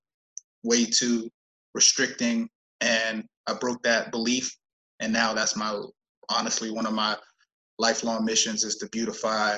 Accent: Pittsburgh, Pennsylvania, United States; moved away; also born or lived in East Coast; born and raised in Pittsburgh, Pennsylvania, lived all throughout the East Coast

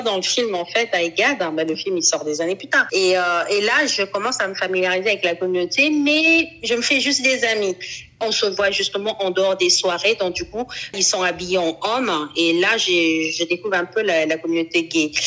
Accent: Cameroon; now in Paris, France; J'habite à Paris. Je suis camerounaise

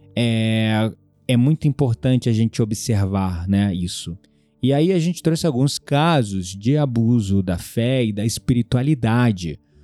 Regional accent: Rio de Janeiro, Brazil; como um bom carioca, sempre fui muito desconfiado

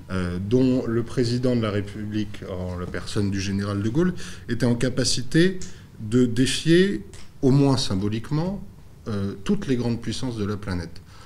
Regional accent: France; quand on est français et qui plus est catholique

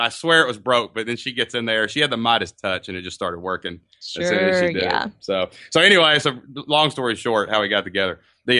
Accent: Kentucky, United States; We live in a small town in southeast Kentucky down kind of by the mountains. So it's actually my hometown.

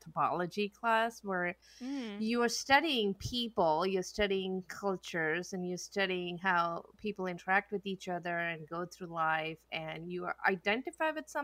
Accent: India; moved away as an adult; I grew up back in India and I came here as an adult

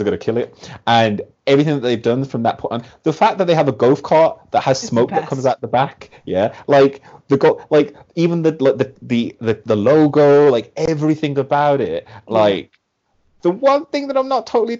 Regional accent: Birmingham, West Midlands, United Kingdom; I am also from Birmingham

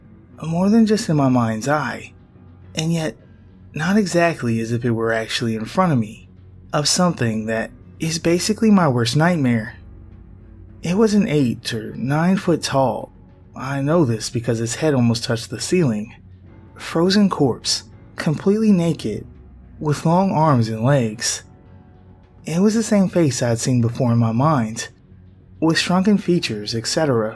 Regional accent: Connecticut, United States; born there; I was born in Connecticut and have about 1% Native American blood in me from about 400 years ago.

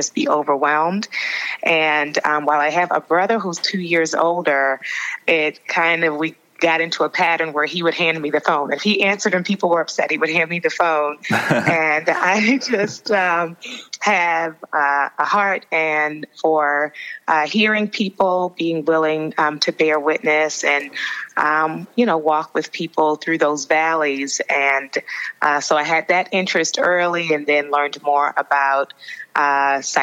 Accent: Baltimore, Maryland, United States; I grew up predominantly in Baltimore, Maryland, the daughter of a pastor

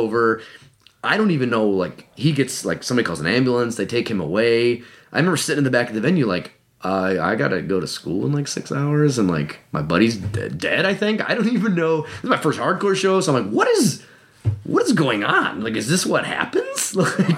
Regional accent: Cleveland, Ohio, United States; I'm from Cleveland

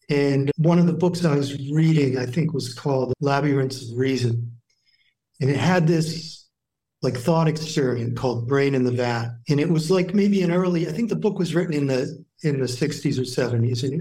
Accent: New Hampshire, United States; I grew up in New Hampshire, so pretty small town.

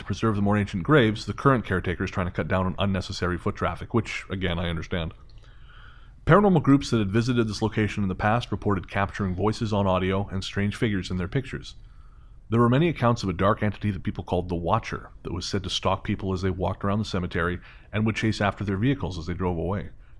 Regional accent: Michigan, United States; moved away as an adult; now in Florida, United States; I'm originally from Michigan myself. Like most of us, I heard all the crazy stories coming out of Florida. After living here for about 10 years now

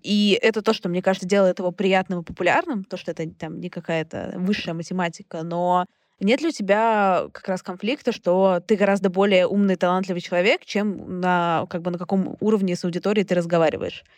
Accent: Saint Petersburg, Russia; Я сама петербурженка

